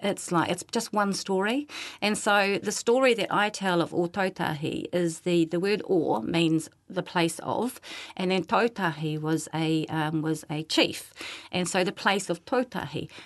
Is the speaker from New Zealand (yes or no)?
yes; Ngāruawāhia, Waikato, New Zealand; I grew up in the North Island in a, a town called Ngāraua Wahia, which had a very high Maori population